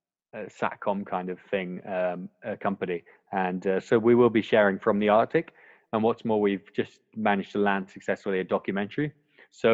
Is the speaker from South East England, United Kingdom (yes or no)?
no; Scotland, United Kingdom; now in Hong Kong; I'm born and bred in Scotland